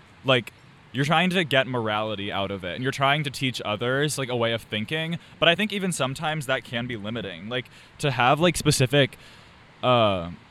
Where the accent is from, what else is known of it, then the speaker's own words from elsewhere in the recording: Powell, Ohio, United States; I'm from Powell, Ohio. It's like a suburb 20 minutes north of here